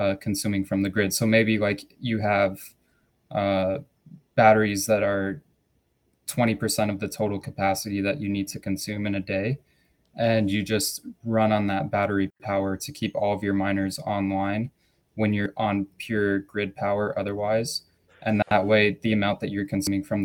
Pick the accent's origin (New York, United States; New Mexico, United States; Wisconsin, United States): New Mexico, United States; I'm from New Mexico